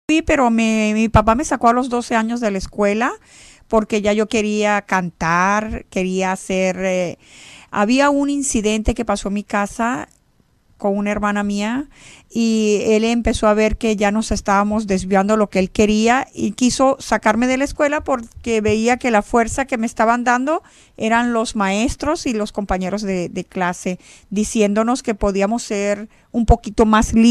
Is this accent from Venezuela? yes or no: yes; Venezuela; born there; reglas de que no nos podíamos juntar con los venezolanos de donde yo nací porque no eran igual a nosotros